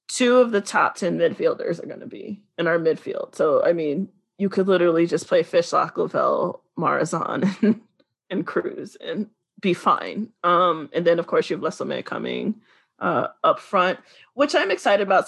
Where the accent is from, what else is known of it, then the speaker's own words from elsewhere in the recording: the South, United States; I'm from the South